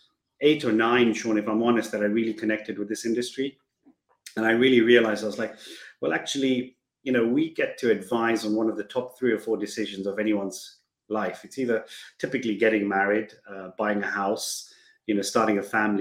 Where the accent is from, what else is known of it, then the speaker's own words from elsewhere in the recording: Kenya; moved away as an adult; Born and brought up in Kenya, kind of went through the education system there